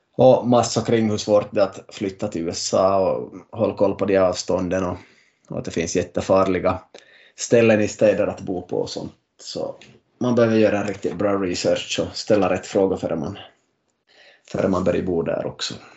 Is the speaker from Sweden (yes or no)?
no; Finland; Vi är nu tre från Finland